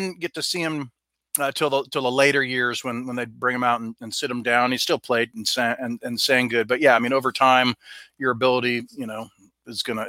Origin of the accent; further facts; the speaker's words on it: Southern California, United States; I grew up in Southern California